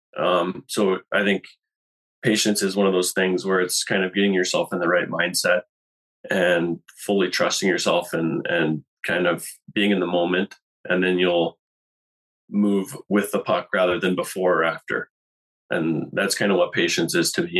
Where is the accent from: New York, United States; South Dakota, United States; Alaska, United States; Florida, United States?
Alaska, United States; North Pole; moved away as an adult; now in Boise, United States; I'm from Alaska. I spent uh, most of my time there up until three years ago